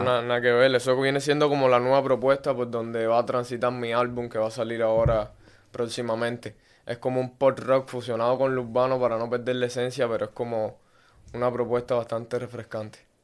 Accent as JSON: {"language": "Spanish", "region": "Havana", "country": "Cuba", "tie": "born or raised there", "moved": "as an adult", "said": "soy un artista cubano nacido en La Habana"}